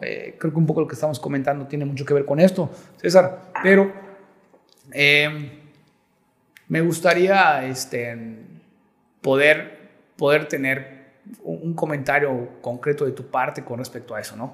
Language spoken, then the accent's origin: Spanish; Yucatán, Mexico; yo como yucateco